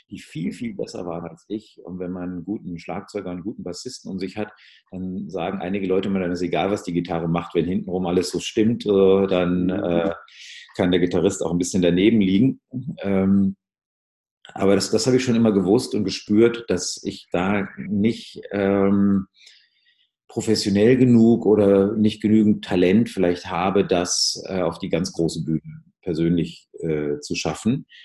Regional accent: North Rhine-Westphalia, Germany; ich komme aus dem Ruhrgebiet, viel englisches Radio gehört, äh, von den British Forces, BFBS hieß es damals.

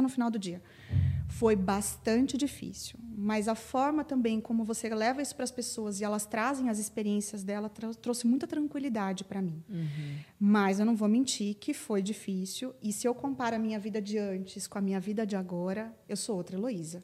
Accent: Paraná, Brazil; moved away as an adult; now in São Paulo, Brazil; desde que eu mudei para São Paulo, porque eu sou paranaense e estou aqui há quase 15 anos

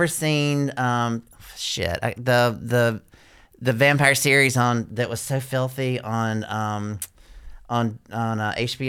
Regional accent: the South, United States; I am from the South

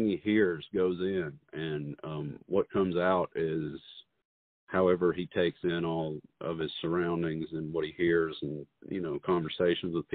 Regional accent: Muscle Shoals, Alabama, United States; we were fortunate to be born where we were born

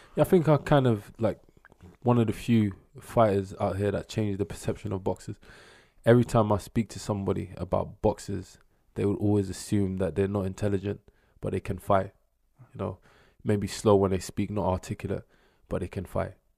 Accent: London, United Kingdom; South East boy

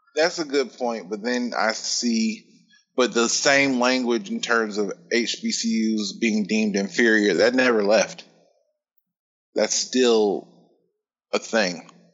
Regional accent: Indiana, United States; growing up in Indiana

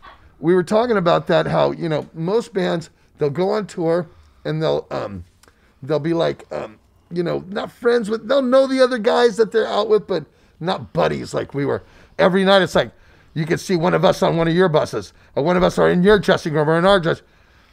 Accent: United States; especially America, because we're from the United States, gets all butthurt.

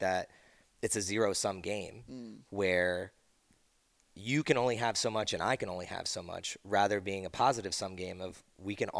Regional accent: East Coast, United States; moved away; I grew up on the East Coast.

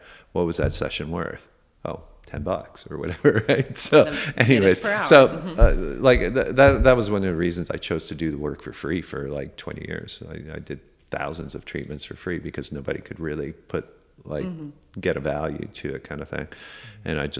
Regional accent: Canada; like a popular wellness center in the city I grew up in Canada.

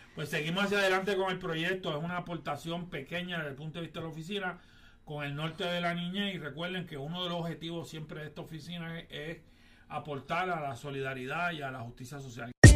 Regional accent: Puerto Rico; Luego fuimos a mi pueblo natal, a, donde estuvimos en la comunidad de Villa Alegre, en la comunidad de Campamento, en mi barrio donde yo me crié, el barrio Cerada

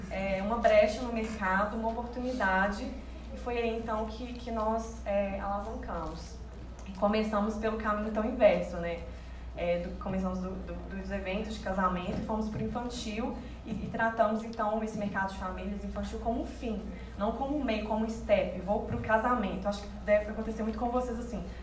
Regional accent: Belo Horizonte, Minas Gerais, Brazil; Somos de Belo Horizonte

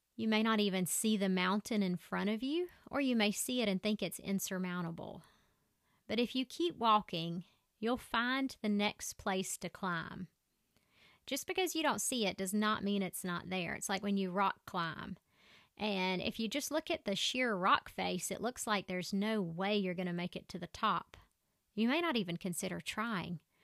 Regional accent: Southern, United States; accent: crazy Southern; My accent is so crazy Southern

